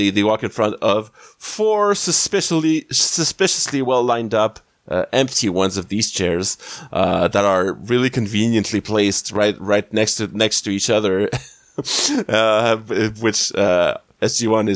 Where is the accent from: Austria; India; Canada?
Canada; as a Canadian